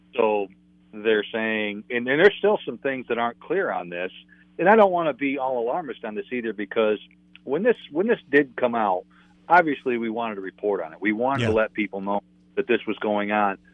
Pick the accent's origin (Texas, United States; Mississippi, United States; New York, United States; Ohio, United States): New York, United States; Adirondacks; I grew up in the Adirondacks of New York State